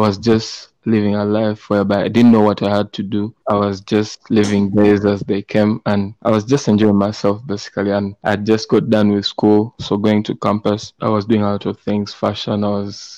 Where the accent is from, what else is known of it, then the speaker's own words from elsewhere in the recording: Kampala, Central Region, Uganda; I was born and raised in Kampala, Uganda.